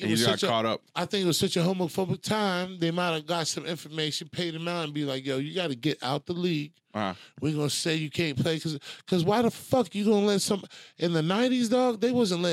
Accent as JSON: {"language": "English", "region": "New York", "country": "United States", "tie": "born or raised there", "said": "I was born in New York"}